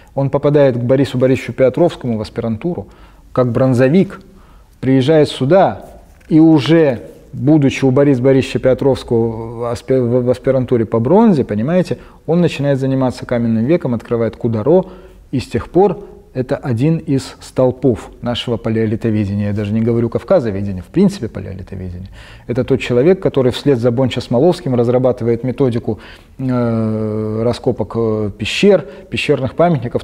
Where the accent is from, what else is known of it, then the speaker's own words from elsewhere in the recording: Tbilisi, Georgia; moved away; Я родом из Тбилиси, родился там и вырос, даже поступил в Тбилисский университет